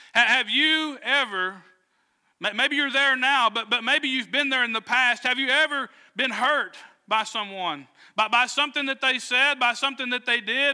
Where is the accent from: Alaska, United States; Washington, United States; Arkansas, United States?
Arkansas, United States; Southwest; I grew up in Southwest Arkansas